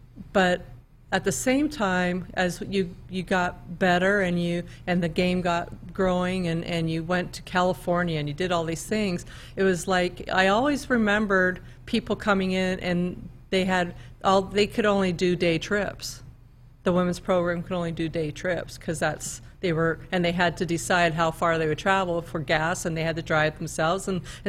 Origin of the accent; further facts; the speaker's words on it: Canada; now in United States; Well, I came from Canada, so I felt like the opportunity to even come to a university in the United States, that to me was